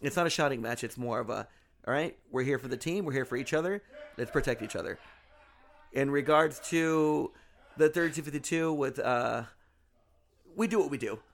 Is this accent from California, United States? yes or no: yes; Anaheim, California, United States; I grew up in Anaheim